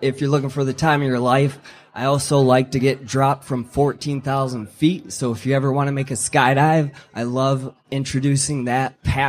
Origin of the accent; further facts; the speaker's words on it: Detroit, Michigan, United States; now in Monroe, United States; I was born in Detroit, relocated to Monroe, Michigan.